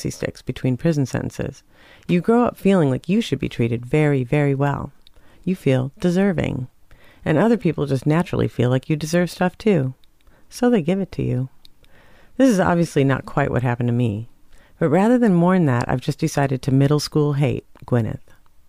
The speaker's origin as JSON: {"language": "English", "region": "Minnesota", "country": "United States", "also_born_or_lived": "Portland", "moved": "yes", "said": "I'm too Minnesotan for that."}